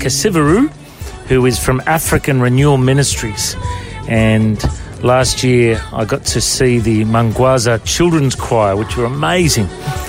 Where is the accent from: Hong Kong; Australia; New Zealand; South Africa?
Australia; we in Australia need to get the vision for church planting.